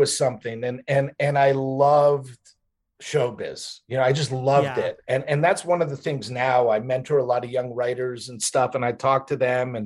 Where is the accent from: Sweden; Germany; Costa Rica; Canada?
Canada; Montreal, Quebec; born or raised there; also born or lived in Newark, New Jersey, United States